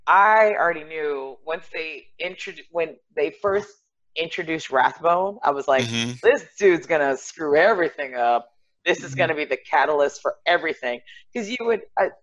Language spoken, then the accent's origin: English; United States; being American